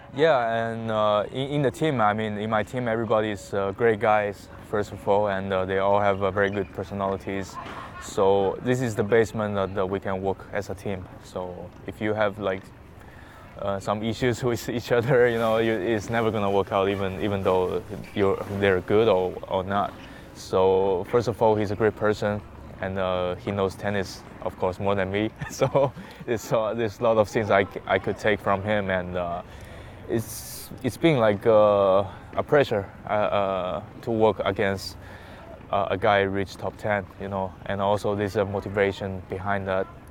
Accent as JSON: {"language": "English", "town": "Hangzhou", "region": "Zhejiang", "country": "China", "tie": "born or raised there", "said": "where's my hometown? I said uh, Hangzhou"}